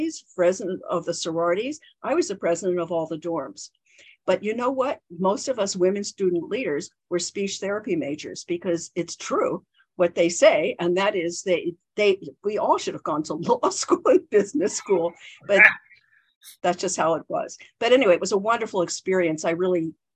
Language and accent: English; Baltimore, Maryland, United States; moved away; I grew up in Baltimore, Maryland. And in Baltimore, we never said any final consonant.